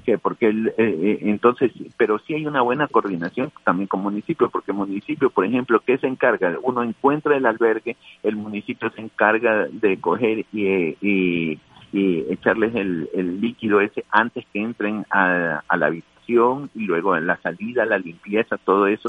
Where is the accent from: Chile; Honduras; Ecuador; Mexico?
Ecuador; como ecuatoriano